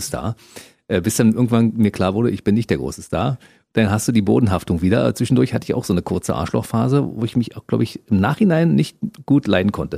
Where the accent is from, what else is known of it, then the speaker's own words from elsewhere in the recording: Germany; wir sind ja aus derselben Region